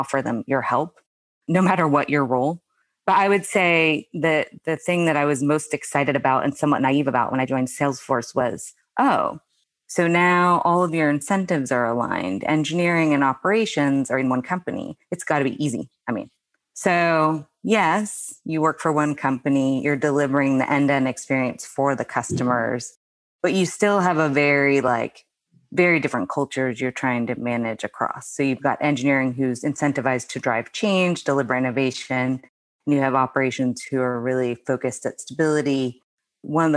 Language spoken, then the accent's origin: English; United States; moved away as an adult; also born or lived in Australia; the US, where is my home country